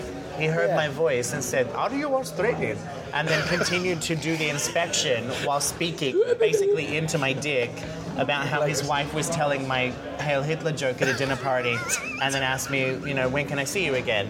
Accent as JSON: {"language": "English", "country": "Australia", "tie": "born or raised there", "accent": "Americanized", "lives_now": "United States", "said": "even though I have a very Americanized accent now because nobody could understand me when I first moved here, I'm Australian. Growing up in Australia, they love the underdog."}